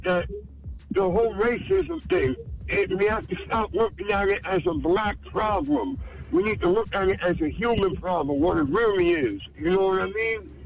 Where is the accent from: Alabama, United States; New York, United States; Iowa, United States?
New York, United States; New York City; I'm born and raised in the Bronx